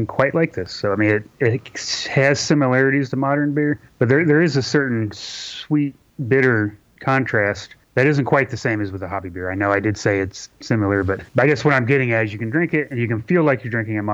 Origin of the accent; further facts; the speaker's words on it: Kentucky, United States; moved away as an adult; also born or lived in Seattle, Washington; I'm in Kentucky. I'm from Kentucky, but I moved to Seattle for about 8 years.